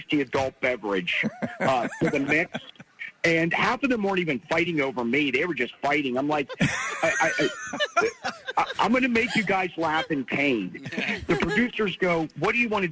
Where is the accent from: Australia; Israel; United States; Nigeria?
United States; Pennsylvania; growing up in Pennsylvania